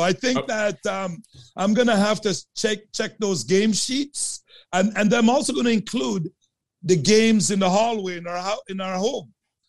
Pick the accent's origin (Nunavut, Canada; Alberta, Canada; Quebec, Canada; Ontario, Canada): Ontario, Canada; Sudbury; I grew up in Sudbury, Ontario. And I played ringette on Ramsey Lake, Frozen Lake.